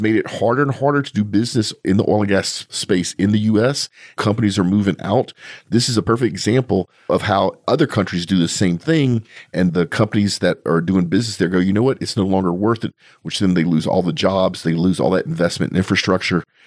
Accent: Louisiana, United States; moved away as an adult; now in Texas, United States; I'm from there

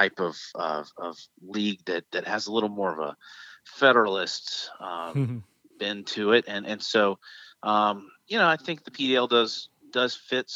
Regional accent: Shreveport, Louisiana, United States; Shreveport where my hometown was

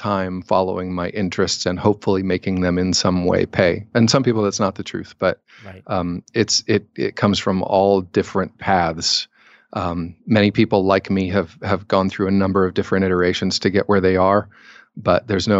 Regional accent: Cincinnati, Ohio, United States; I'm from Cincinnati, so I'm just down the road from you.

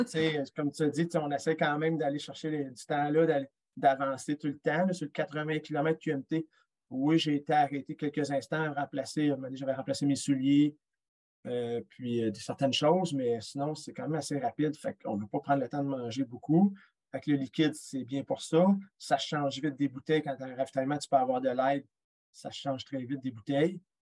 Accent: Quebec, Canada; je suis québécois

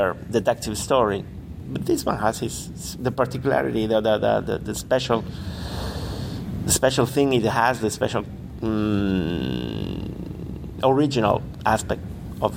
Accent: Granada, Andalusia, Spain; moved away as an adult; also born or lived in Madrid; I was in fine arts school in Granada, uh-huh. My hometown.

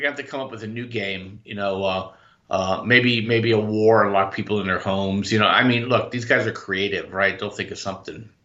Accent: Orange County, California, United States; my whole adult life I've been in Orange County, California

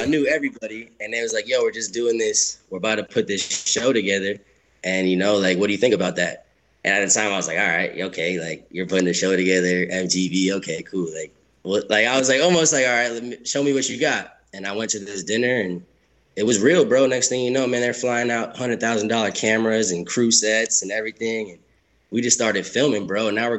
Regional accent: Sarasota, Florida, United States; also born or lived in New York; So I'm like first generation Cape Verdean. So I grew up in Sarasota, Florida

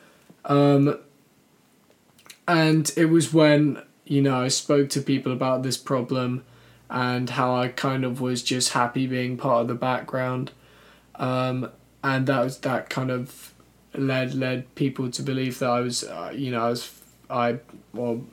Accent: London, United Kingdom; I'm from South London

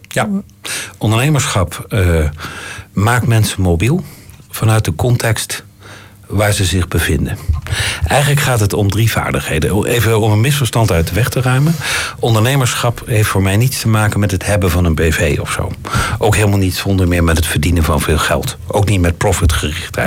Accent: Netherlands; moved away; Ik profileer mij ook niet direct als Nederlander

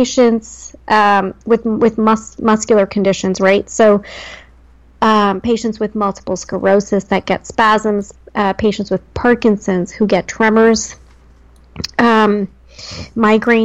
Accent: New Jersey, United States; moved away; born and raised in Jersey

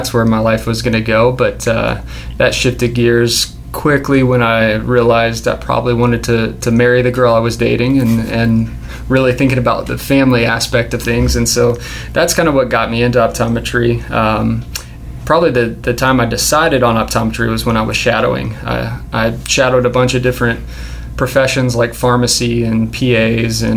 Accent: Louisville, Kentucky, United States; moved away as an adult; also born or lived in Murfreesboro, Tennessee / Memphis, Tennessee; now in Nashville, United States; I grew up in Louisville, Kentucky, not too far from here

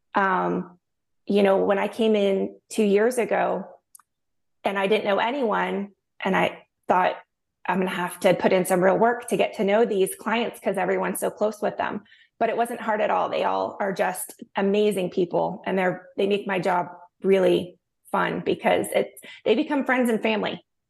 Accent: St. Petersburg, Florida, United States; now in St. Augustine, United States; I was born and raised in Saint Petersburg, Florida.

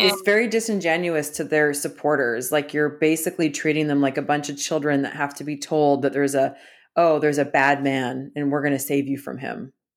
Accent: Canada; moved away; I was schooled that same way 'cause I grew up in Canada

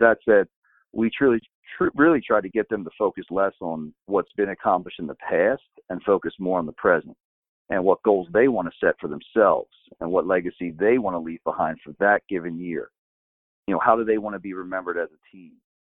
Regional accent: suburbs outside Philadelphia, Pennsylvania, United States; I grew up in suburbs outside Philadelphia

